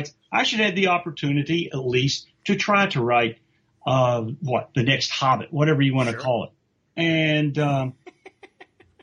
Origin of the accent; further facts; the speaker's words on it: West Virginia, United States; I'm from West Virginia, which is the semi-South